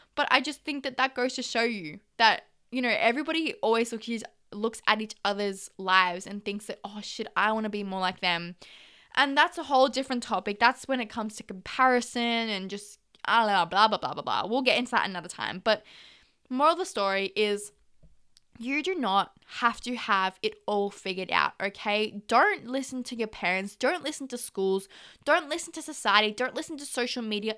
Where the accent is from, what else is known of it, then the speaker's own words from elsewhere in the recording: Australia; I am Aussie.